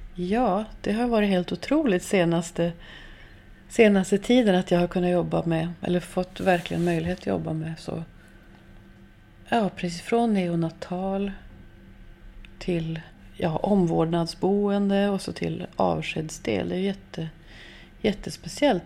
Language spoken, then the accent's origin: Swedish; Norrbotten County, Sweden; Jag är uppvuxen i Norrbotten